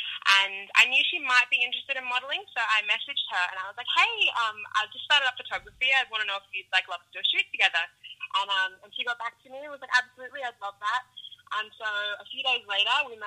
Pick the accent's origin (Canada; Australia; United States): Australia; Byron Bay, New South Wales; born or raised there; also born or lived in Melbourne